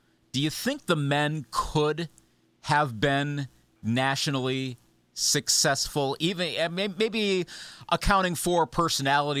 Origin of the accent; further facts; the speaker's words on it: Upper Midwest, United States; for someone from the upper Midwest